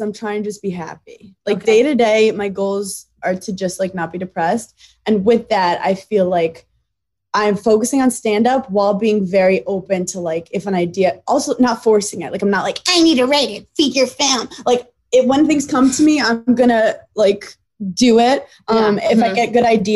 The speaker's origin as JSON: {"language": "English", "town": "New York City", "region": "New York", "country": "United States", "said": "I'm this girl from Brooklyn"}